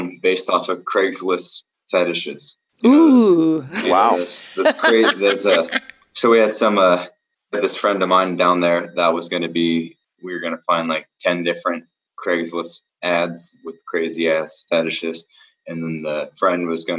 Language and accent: English; Seattle, Washington, United States; moved away as an adult; also born or lived in Arizona; now in Atlanta, United States; I was born in Arizona. even though I moved to Seattle when I was like super young